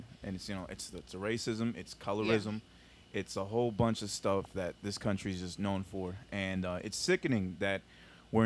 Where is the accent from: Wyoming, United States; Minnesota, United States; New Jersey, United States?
New Jersey, United States; Morristown; also born or lived in Colombia; I came to this country when I was 8 months old, and I went straight to Morristown, New Jersey